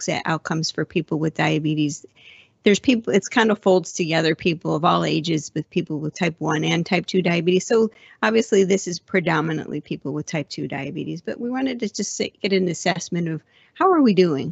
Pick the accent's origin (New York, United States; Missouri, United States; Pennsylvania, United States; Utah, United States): New York, United States; Buffalo; now in San Diego, United States; I'm originally from Buffalo, but I have been in San Diego for so long